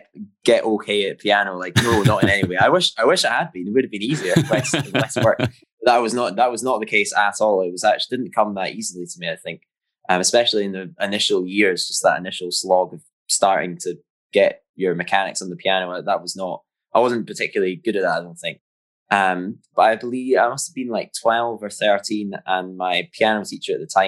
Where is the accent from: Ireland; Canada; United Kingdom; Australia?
United Kingdom; Jamestown, Scotland; Yeah, that's right. Way up north.